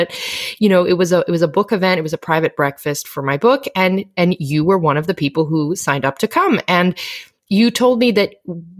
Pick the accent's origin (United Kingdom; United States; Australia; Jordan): United States; Philadelphia, Pennsylvania; now in Paris, France